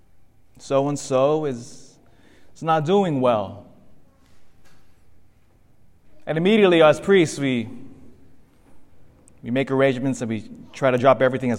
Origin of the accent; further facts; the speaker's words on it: Elk Grove, California, United States; also born or lived in Philippines (ancestry) / Davis, California; my family's from the Philippines, but I was born here, raised in, here in the States. In fact, grew up in Elk Grove